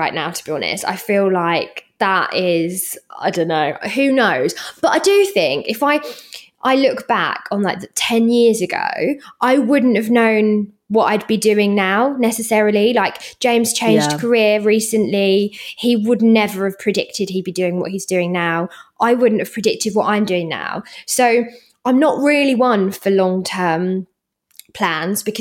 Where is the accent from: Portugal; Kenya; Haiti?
Portugal; moved away; I grew up in Portugal.